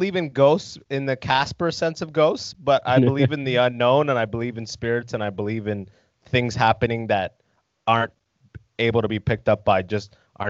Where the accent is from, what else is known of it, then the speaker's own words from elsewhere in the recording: London, Ontario, Canada; When I grew up in London, Ontario. I don't know where your listeners are, but in Ontario, in London, I grew up. I'm an immigrant myself